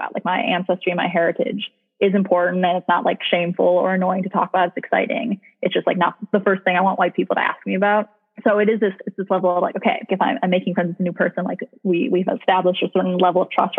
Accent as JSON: {"language": "English", "town": "Chicago", "region": "Illinois", "country": "United States", "tie": "born or raised there", "said": "we were raised Reform in Chicago."}